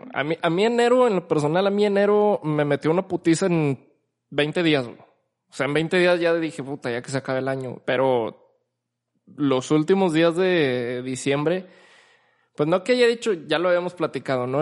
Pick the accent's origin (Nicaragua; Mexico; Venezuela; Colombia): Mexico; como mexicanos, principalmente como mexicanos